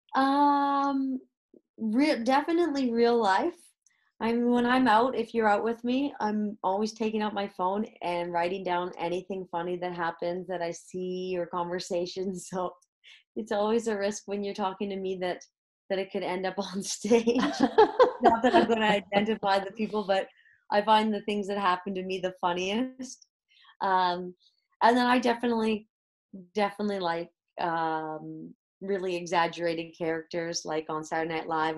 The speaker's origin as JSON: {"language": "English", "country": "Canada", "tie": "born or raised there", "moved": "as an adult", "lives_now": "Madrid, Spain", "said": "born and raised in Canada"}